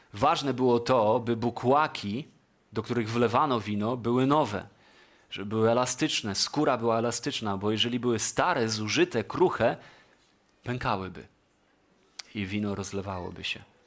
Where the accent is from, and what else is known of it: Poland